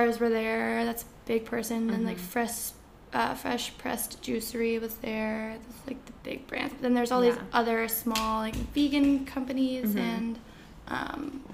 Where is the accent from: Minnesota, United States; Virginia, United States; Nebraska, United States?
Virginia, United States; Alexandria; Washington, D.C. Okay. Alexandria, Virginia